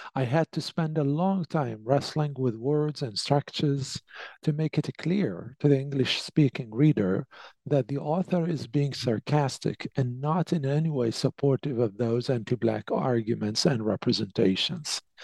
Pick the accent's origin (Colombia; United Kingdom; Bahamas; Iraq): Iraq; Basra, Basra Governorate; moved away as an adult; also born or lived in Baghdad, Iraq; now in Canada; I was born and raised in Basra, which is the second largest city in the south of Iraq